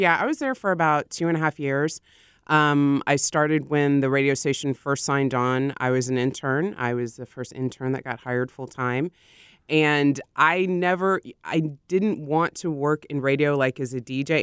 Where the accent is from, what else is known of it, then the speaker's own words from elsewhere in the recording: Austin, Texas, United States; I grew up in Austin